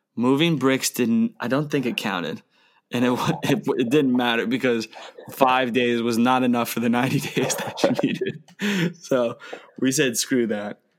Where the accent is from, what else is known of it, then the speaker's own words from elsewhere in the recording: United States; moved away as an adult; also born or lived in Australia; now in Germany; as an American